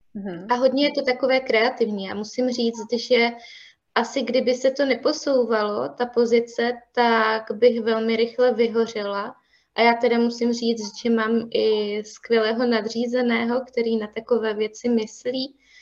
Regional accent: Havířov, Moravian-Silesian Region, Czechia; já jsem původem z Havířova

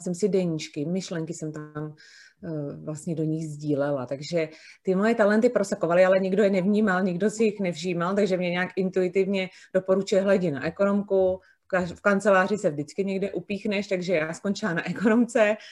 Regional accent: Prague, Czechia; moved away as an adult; now in near Plzeň, Czechia; já jsem z Prahy, eh, narozená v Praze a vlastně poslední 44 let jsem žila v Praze

